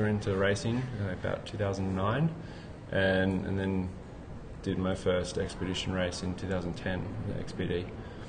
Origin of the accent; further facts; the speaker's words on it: Northern Territory, Australia; now in Sydney, Australia; I grew up in the Northern Territory, so Arnhem Land and in the outback.